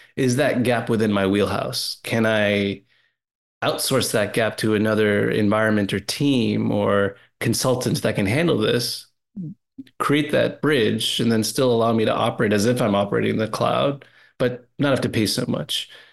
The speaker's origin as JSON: {"language": "English", "country": "Canada", "said": "I'm a Canadian too"}